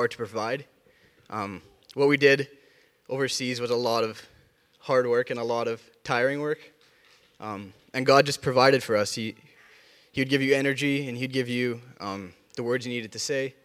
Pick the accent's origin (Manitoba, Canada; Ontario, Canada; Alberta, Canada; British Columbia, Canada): Manitoba, Canada; Rosenort; where I grew up in Rosenort, I loved it.